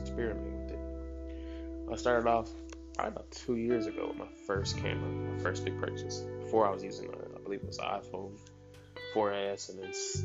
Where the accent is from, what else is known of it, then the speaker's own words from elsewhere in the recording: right outside of Dallas, Texas, United States; also born or lived in Georgia; Me being born in Georgia, but you know, I was raised in Texas, right outside of Dallas